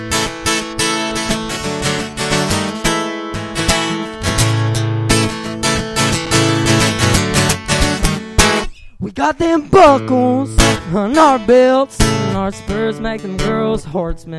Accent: Greenup County, Kentucky, United States; I'm from Greenup County, Kentucky

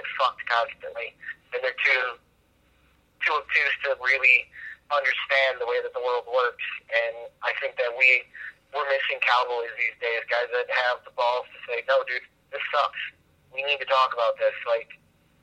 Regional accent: Chicago, Illinois, United States; I'm originally from Chicago

